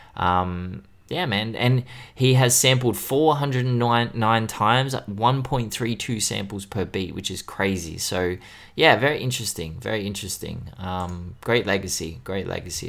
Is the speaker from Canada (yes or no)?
no; Australia; being Australian.